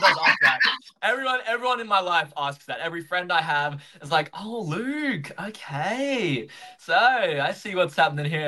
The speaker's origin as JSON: {"language": "English", "town": "Gold Coast", "region": "Queensland", "country": "Australia", "tie": "born or raised there", "lives_now": "Brisbane, Australia", "said": "So I grew up on the Gold Coast. That's where I was born uh, in Queensland, but now I live in Brisbane."}